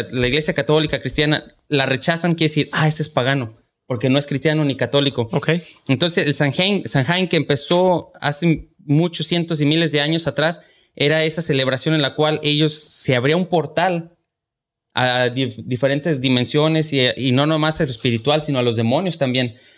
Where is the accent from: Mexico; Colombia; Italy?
Mexico; Lagos de Moreno, Jalisco; moved away; en la casa, en, Lagos de Moreno, de donde yo soy.